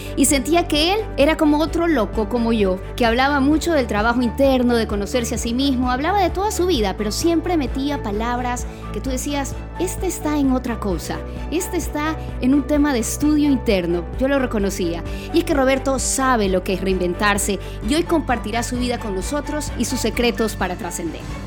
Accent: Guayaquil, Guayas, Ecuador; Soy guayaquileña

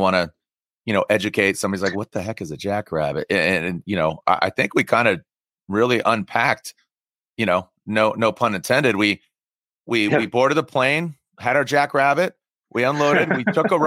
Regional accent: San Diego, California, United States; I grew up in San Diego

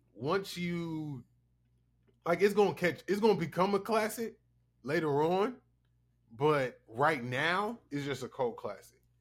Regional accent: the South, United States; I'm from the South

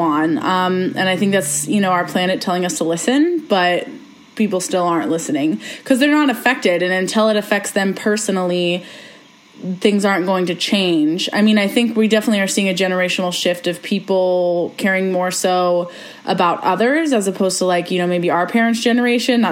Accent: Ohio, United States; I'm from Ohio

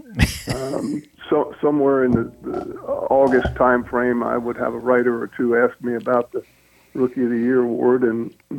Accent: outside of Philadelphia, Pennsylvania, United States; I grew up outside of Philly, about 40 miles

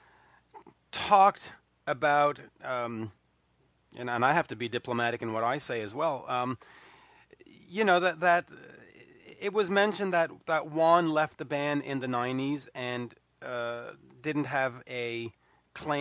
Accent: Canada; I'm Canadian.

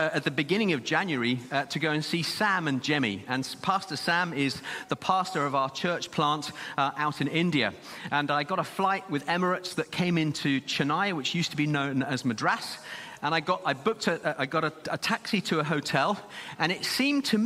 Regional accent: Zimbabwe; now in Birmingham, United Kingdom; young lad growing up in Zimbabwe, we lived quite some way out of the city

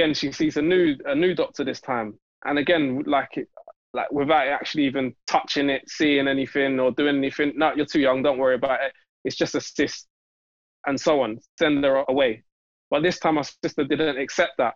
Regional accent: London, United Kingdom; I'm from Newham. So our like local hospital and medical trust is all to do with Newham

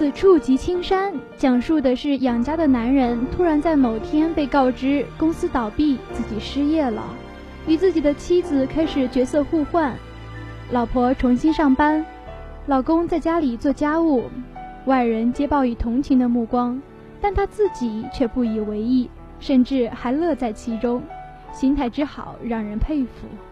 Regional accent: China; 我们中国人

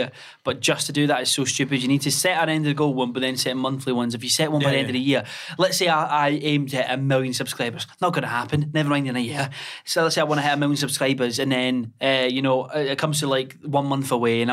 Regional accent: Scotland, United Kingdom; I'm from Scotland

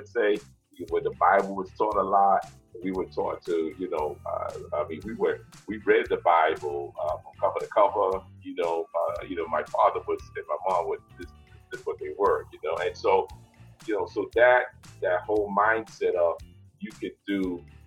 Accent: New York City, New York, United States; moved away; also born or lived in Brooklyn, New York; I was born in Brooklyn, raised in the South Bronx.

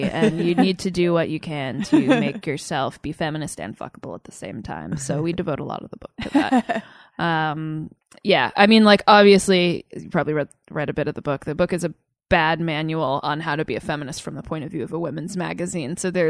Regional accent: Southern New Hampshire, United States; now in New York, United States; I grew up in southern New Hampshire, so not too far away.

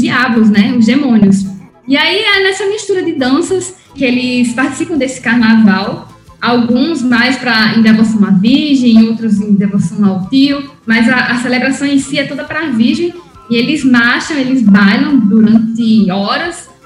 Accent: Oruro, Bolivia; also born or lived in Natal, Brazil; eu sou brasileira, boliviana, a minha família paterna é toda da Bolívia, eu cresci lá em Oruro, a cidade do meu pai

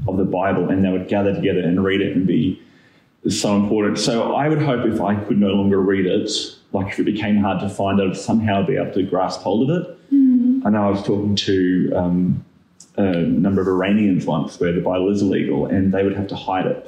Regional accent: Australia; now in Auckland, New Zealand; I'm originally Australian

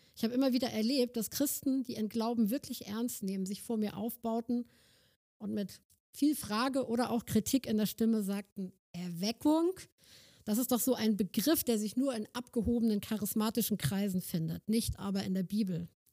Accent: Germany; also born or lived in Northern Germany; wir als Deutsche

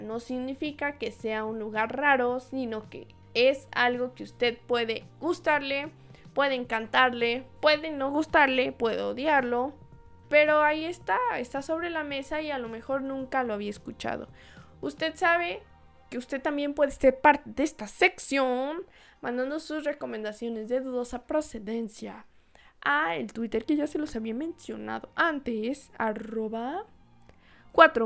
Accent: Guadalajara, Jalisco, Mexico; desde mi tierra natal, Guadalajara, Jalisco

